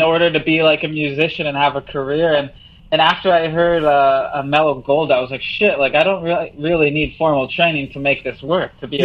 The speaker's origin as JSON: {"language": "English", "town": "Selkirk", "region": "Manitoba", "country": "Canada", "tie": "born or raised there", "moved": "yes", "lives_now": "Hamilton, Canada", "said": "I grew up. I was born in Selkirk, Manitoba, just outside of Winnipeg"}